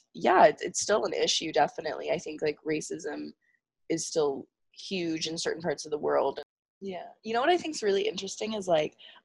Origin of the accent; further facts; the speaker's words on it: California, United States; growing up in California and going to a Baptist school from like the age of like first to sixth grade